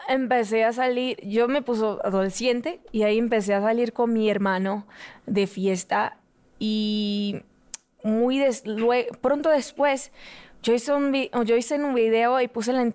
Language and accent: Spanish; Rio de Janeiro, Brazil; Spanish is a second language; Depende. Si es rico, es un Río de Janeiro. Si es pobre, es otro. Ah, yo nací, yo tuve una infancia muy humilde y Río de Janeiro fue, es un lugar alegre